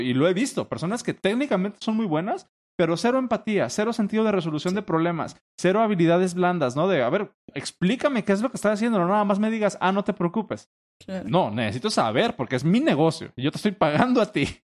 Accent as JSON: {"language": "Spanish", "country": "Mexico", "said": "como mexicano"}